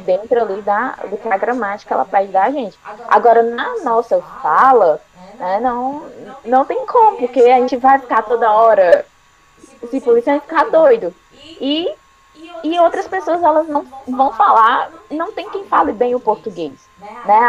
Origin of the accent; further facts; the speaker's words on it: Ceará, Brazil; aqui no Ceará e, e a gente tem muito essa influência também do francês. Então, a, a gente até fala um pouco assim, talvez nesse R